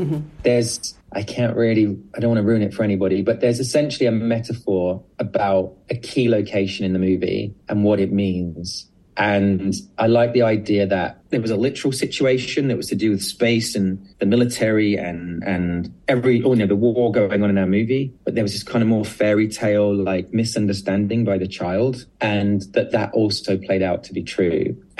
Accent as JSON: {"language": "English", "country": "United Kingdom", "said": "because I'm very British about it, and I think everyone hates everything"}